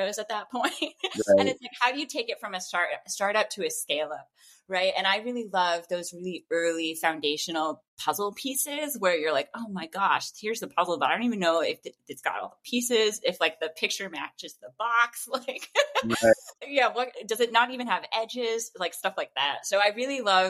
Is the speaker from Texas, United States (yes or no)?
no; Notre Dame, Indiana, United States; moved away as an adult; now in Los Angeles, United States; I'm originally from the Midwest, specifically Notre Dame, Indiana